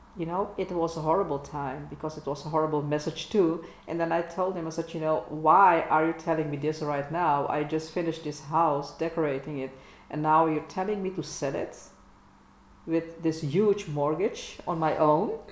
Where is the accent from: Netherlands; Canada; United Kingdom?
Netherlands; English is a second language; we are Dutchies, we dare to speak English